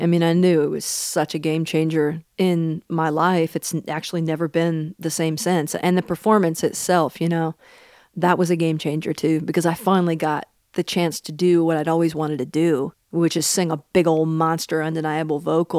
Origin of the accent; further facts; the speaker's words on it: Seattle, Washington, United States; I'm from Seattle. It's kind of a compliment to a girl from Seattle to be critically acclaimed but relatively unknown.